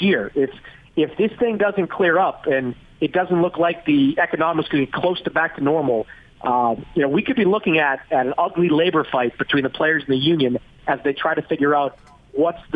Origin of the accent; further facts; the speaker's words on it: Boston, Massachusetts, United States; moved away as an adult; also born or lived in New York; as someone that was born and raised in Boston